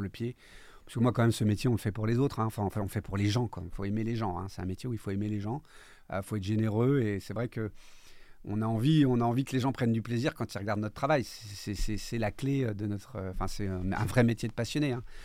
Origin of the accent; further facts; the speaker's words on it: Corsica, France; Comme on dit chez nous en Corse